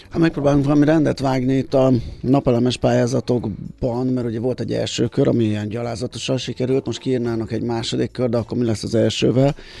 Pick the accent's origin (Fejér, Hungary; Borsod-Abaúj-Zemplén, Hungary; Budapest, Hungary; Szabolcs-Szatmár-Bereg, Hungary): Budapest, Hungary; ahol én felcseperedtem, a Király utca 28